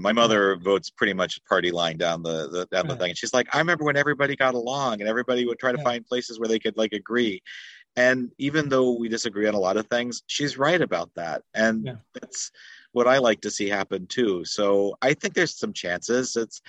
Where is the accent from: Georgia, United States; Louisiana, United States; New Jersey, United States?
Georgia, United States; I grew up in Georgia when Herschel Walker was the closest thing to mm-hmm. royalty in the South.